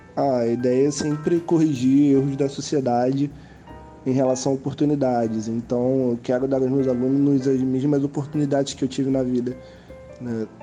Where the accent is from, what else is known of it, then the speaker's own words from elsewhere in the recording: Rio de Janeiro, Brazil; sou do Rio de Janeiro